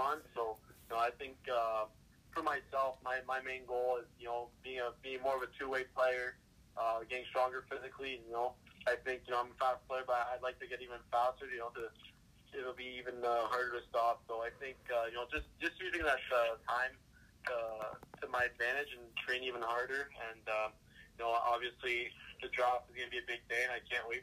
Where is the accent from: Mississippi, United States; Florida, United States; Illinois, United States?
Illinois, United States; Chicago; Growing up in Chicago